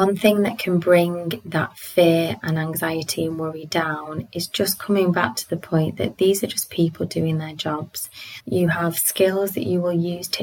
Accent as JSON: {"language": "English", "country": "United Kingdom", "said": "I identify as British"}